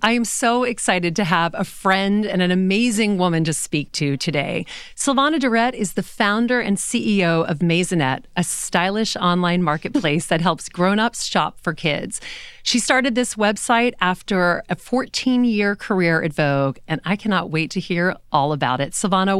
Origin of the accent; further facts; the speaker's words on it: Louisiana, United States; now in New York, United States; I grew up in Louisiana and I love having grown up there. I feel like that's so much a part of who I am.